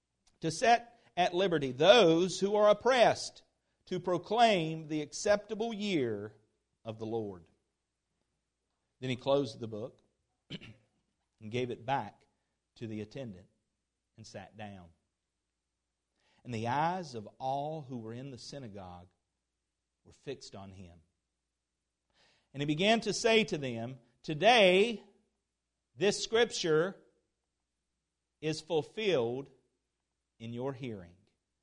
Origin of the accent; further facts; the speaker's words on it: Asheboro, North Carolina, United States; moved away as an adult; yesterday I had already on schedule to be in Asheboro, my hometown.